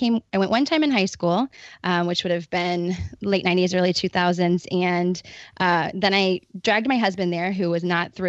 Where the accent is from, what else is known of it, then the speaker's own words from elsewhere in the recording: Cincinnati, Ohio, United States; I'm from Cincinnati. So it's also cold here, not quite as cold as Canada